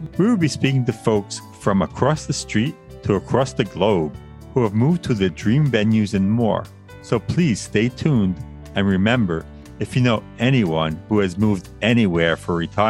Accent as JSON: {"language": "English", "area": "Long Island", "region": "New York", "country": "United States", "tie": "born or raised there", "said": "Born and raised in Long Island, New York, a place I always wanted to leave."}